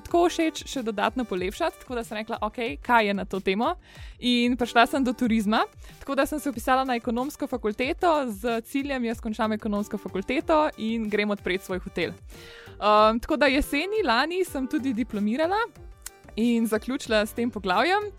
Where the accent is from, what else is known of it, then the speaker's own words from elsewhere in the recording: Medvode, Slovenia; sem drugače iz Medvod in sem stara 23 let